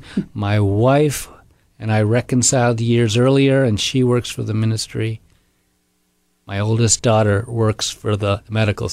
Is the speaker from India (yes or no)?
yes; India; moved away; We were in India, my home country.